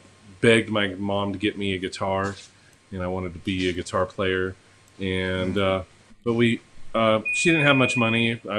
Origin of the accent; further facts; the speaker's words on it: Harrisonville, Missouri, United States; born there; I was born in Harrisonville, Missouri. So.